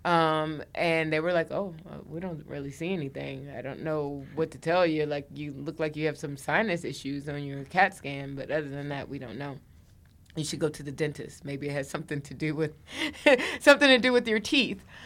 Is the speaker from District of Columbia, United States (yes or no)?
yes; Washington, District of Columbia, United States; moved away as an adult; also born or lived in New York; I'm from the D C area